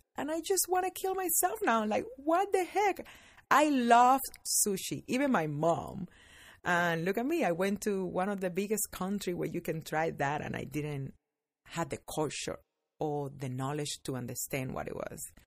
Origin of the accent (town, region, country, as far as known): Cuba; born or raised there; moved away as an adult; now in United States